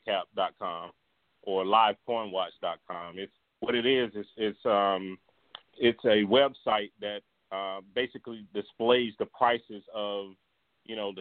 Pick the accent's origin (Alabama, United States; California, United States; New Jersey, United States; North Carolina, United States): North Carolina, United States; I'm also from North Carolina